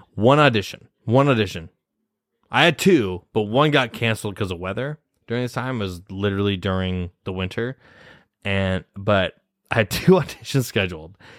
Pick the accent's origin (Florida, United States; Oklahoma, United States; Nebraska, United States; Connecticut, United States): Nebraska, United States; moved away as an adult; now in New York City, United States; I'm from Nebraska. I'm from Nebraska. Midwest